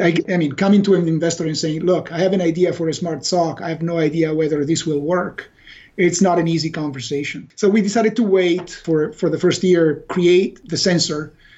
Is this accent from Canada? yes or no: no; Italy; now in Redmond, United States; We were here in Redmond. Uh, we are originally from Italy, but we all worked for Microsoft Corporation